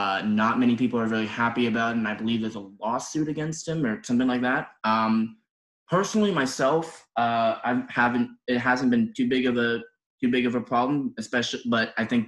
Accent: Chicago, Illinois, United States; I'm from Chicago, Illinois, and I am of the proud Company B.

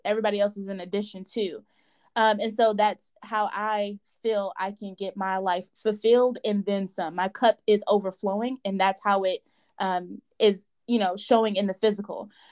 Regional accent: Nigeria; I am a Nigerian woman

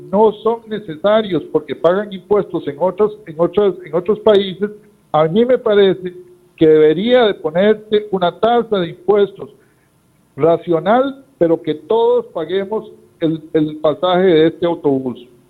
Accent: Costa Rica; somos los costarricenses de clase media y los trabajadores

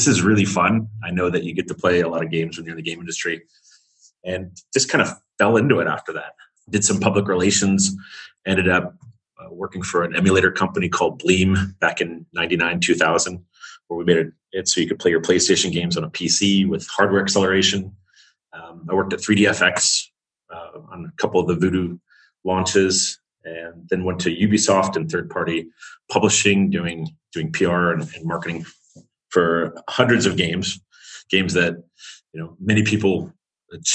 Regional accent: United States; you kind of stand out as an American

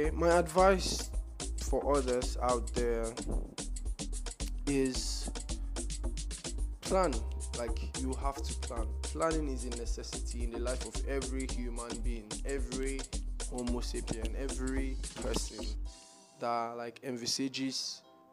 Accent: Nigeria; I'm a Nigerian

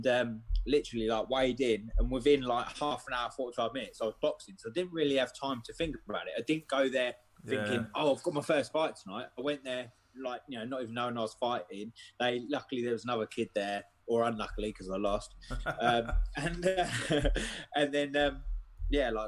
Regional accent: Ely, East of England, United Kingdom; I'm from Ely, Cambridgeshire, so it's like rap boxing around here is non-existent

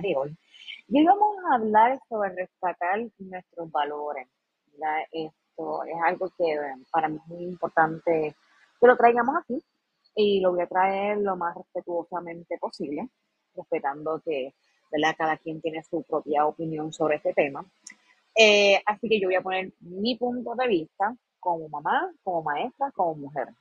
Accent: Puerto Rico; como pueblo puertorriqueño nosotros

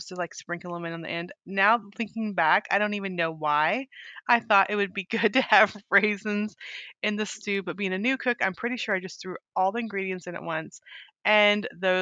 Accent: Weed, California, United States; I grew up in Northern California in a town called Weed

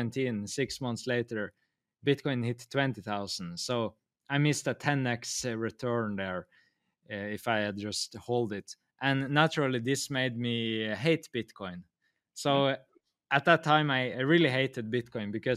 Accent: Norway; I'm from Norway, and here heat is so valuable because it's so cold here

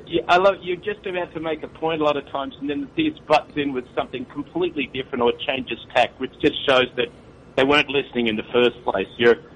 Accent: Sydney, New South Wales, Australia; now in Tokyo, Japan; I'm from Sydney.

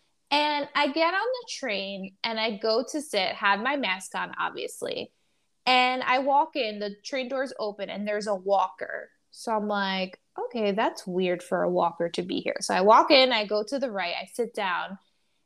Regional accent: New York City, New York, United States; as a New Yorker

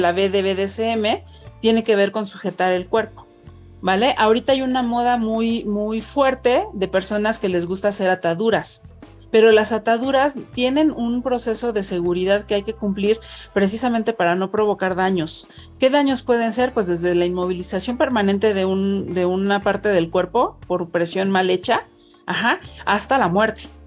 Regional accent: Mexico City, Mexico; yo soy una mujer mexicana, de 43 eh, años que vive en Ciudad de México, pues prácticamente toda, mi vida he estado aquí

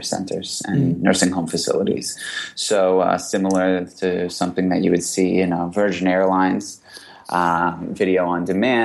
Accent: New York, United States; also born or lived in New Orleans, Louisiana; I grew up in New York. I went to school in the South in New Orleans. Came back to New York to work.

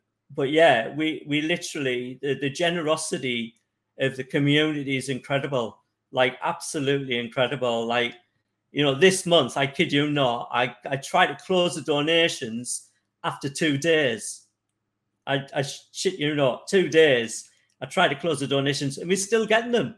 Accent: North East England, United Kingdom; I'm from the northeast of England.

